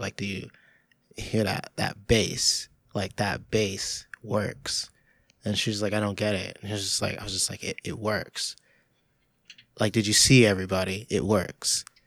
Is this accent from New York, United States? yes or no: yes; New York, United States